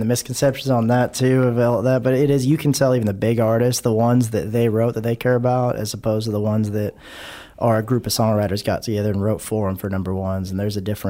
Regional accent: Hawaii, United States; now in Texas, United States; I grew up in Hawaii. I live in Texas now

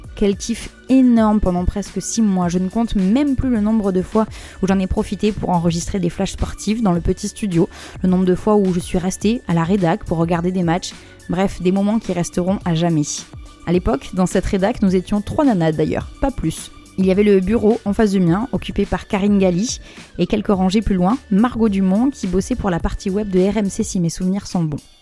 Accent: Bordeaux, Nouvelle-Aquitaine, France; moved away as an adult; also born or lived in Paris; chez moi, à Bordeaux. Je me décide à bosser dans un petit resto pour faire un peu d'argent, et me voilà, en septembre, direction Paris, à 19 ans

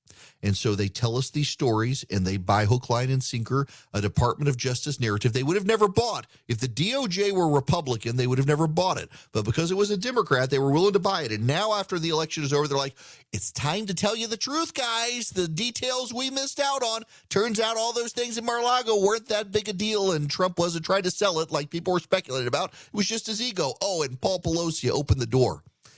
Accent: Dubai, United Arab Emirates; I grew up, never went to a concert unless you like count the opera or a Vienna Boys Choir growing up in Dubai.

